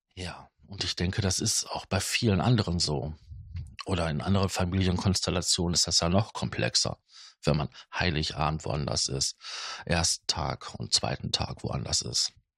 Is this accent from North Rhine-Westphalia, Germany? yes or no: yes; Ruhr area, North Rhine-Westphalia, Germany; bei uns im Ruhrgebiet